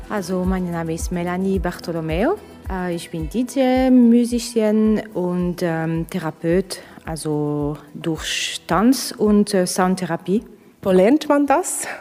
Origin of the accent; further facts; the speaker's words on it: Russia; German is a second language; now in Switzerland; ich komme aus Russland